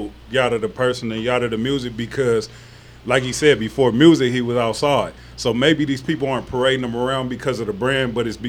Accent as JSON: {"language": "English", "town": "San Bernardino", "region": "California", "country": "United States", "moved": "as an adult", "lives_now": "Las Vegas, United States", "said": "I'm from San Bernardino, California."}